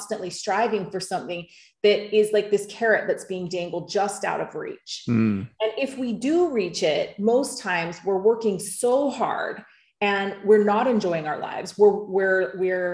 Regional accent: United States; now in Bali, Indonesia; I'm American

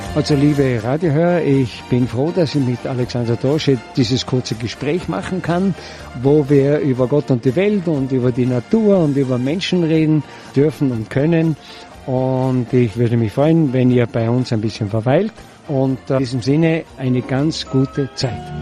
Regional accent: Zillertal, Tyrol, Austria; Ich bin froh, dass ich im Zillertal geboren bin, dass ich hier aufwachsen durfte

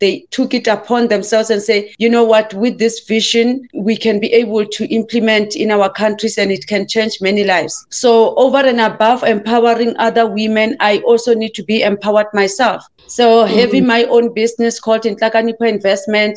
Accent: South Africa; I am South African born, and I had my journey, you know, I had my struggles. My father was a farm worker, my mother as well, and I had to learn to survive at a very early stage. And I started working at the farms.

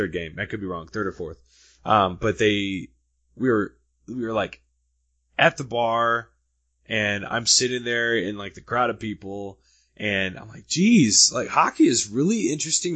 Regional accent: St. Louis, Missouri, United States; moved away; I'm originally from St. Louis

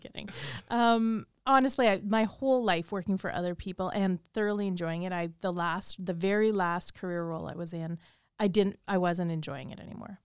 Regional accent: Saskatchewan, Canada; moved away as an adult; also born or lived in Japan; I grew up here in Saskatchewan

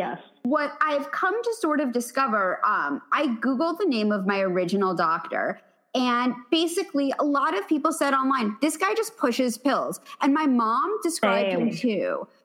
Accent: New York City, New York, United States; And my parents, this is the thing, like, look, I'm from the Upper East Side of Manhattan.

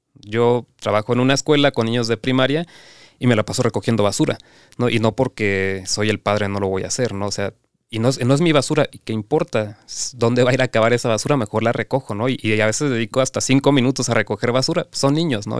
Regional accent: Cancún, Quintana Roo, Mexico; yo soy de Cancún

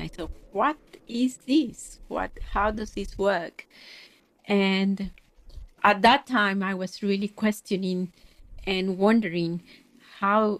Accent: Mexico City, Mexico; moved away as an adult; also born or lived in Tehuacán, Puebla, Mexico / London, United Kingdom; In Mexico. I grew up in Mexico City

